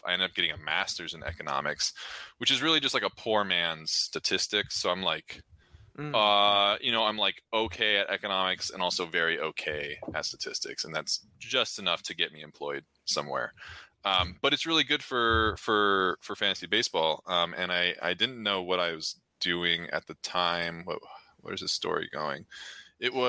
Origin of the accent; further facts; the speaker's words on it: Orange County, California, United States; moved away as an adult; now in Hawaii, United States; So I was born in California. I'm from Orange County